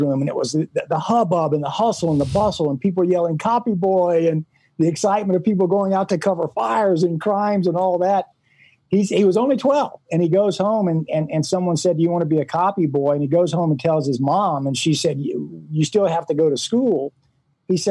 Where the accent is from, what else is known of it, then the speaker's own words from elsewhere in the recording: Baton Rouge, Louisiana, United States; moved away; also born or lived in Tulsa, Oklahoma / Las Vegas, Nevada / Reno, Nevada; I grew up in Baton Rouge.